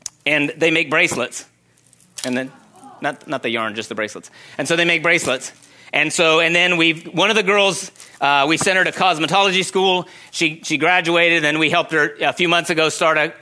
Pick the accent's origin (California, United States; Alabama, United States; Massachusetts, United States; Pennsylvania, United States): California, United States; Secret Valley; moved away as an adult; also born or lived in Oregon / China; So I grew up in Secret Valley. We had goats